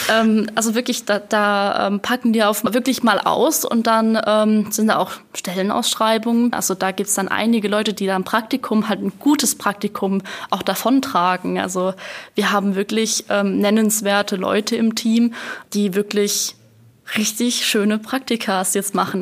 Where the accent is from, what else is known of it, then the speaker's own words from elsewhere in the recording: Rhineland-Palatinate, Germany; ich komme aus der Pfalz, also gerade über den Rhein rüber